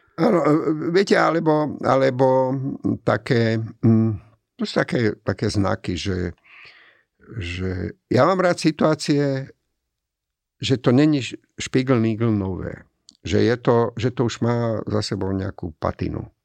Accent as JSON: {"language": "Slovak", "town": "Komárno", "region": "Nitra Region", "country": "Slovakia", "tie": "born or raised there", "also_born_or_lived": "Germany", "moved": "as an adult", "lives_now": "Bratislava, Slovakia", "said": "pochádzam z Komárna"}